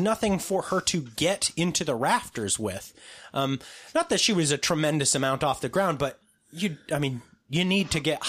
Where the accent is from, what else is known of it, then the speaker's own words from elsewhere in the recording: West Coast, United States; See, we're from the West Coast.